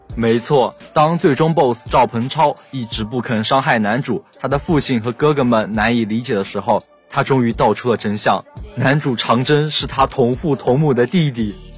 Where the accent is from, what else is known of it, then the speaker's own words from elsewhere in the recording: Jiangsu, China; 作为一个江苏人